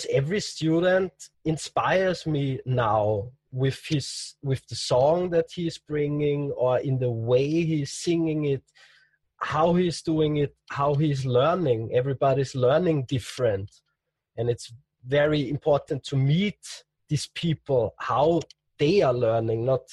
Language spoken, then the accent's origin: English; Austria; in Austria, in my hometown